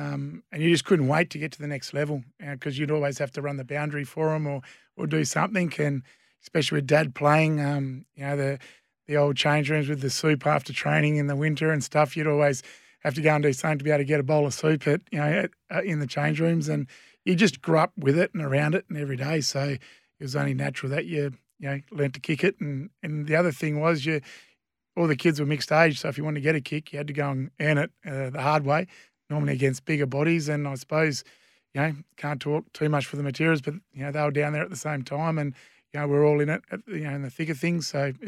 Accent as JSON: {"language": "English", "town": "Wagin", "region": "Western Australia", "country": "Australia", "tie": "born or raised there", "said": "So, yeah, born and bred in the Wagen District Hospital, so... Not many people can lay claim to that nowadays. And, grew up on a wheat and sheep farm"}